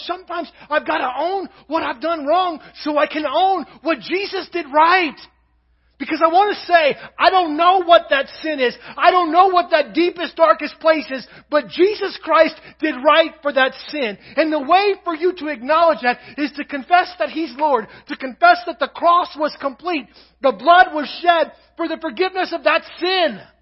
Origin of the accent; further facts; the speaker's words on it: Kentucky, United States; also born or lived in Nebraska; now in Crawford, United States; I'm from Kentucky, so in Kentucky it was a drawer